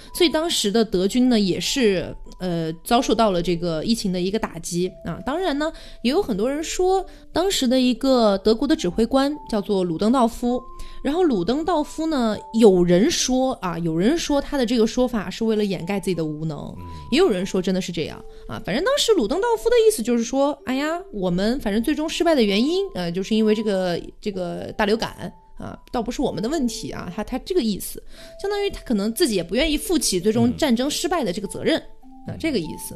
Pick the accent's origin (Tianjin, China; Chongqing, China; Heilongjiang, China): Chongqing, China; moved away; also born or lived in Connecticut, United States; 我的家乡半个重庆被感染了